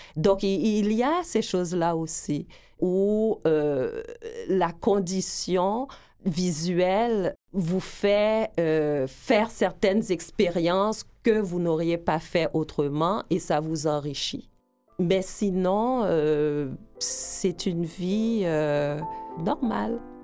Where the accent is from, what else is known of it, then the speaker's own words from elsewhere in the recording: Edmundston, New Brunswick, Canada; moved away as an adult; also born or lived in Gonaïves, Haiti / Port-au-Prince, Haiti / United States; now in Montreal, Canada; J'ai vécu là euh, de 8 ans à 18 ans au Nouveau-Brunswick. J'ai fait mes études, j'ai terminé mon secondaire